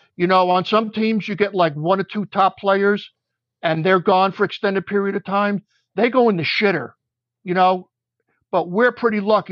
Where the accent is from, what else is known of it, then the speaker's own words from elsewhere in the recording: New York City, New York, United States; also born or lived in Long Island; I grew up in Beach Haven, Brooklyn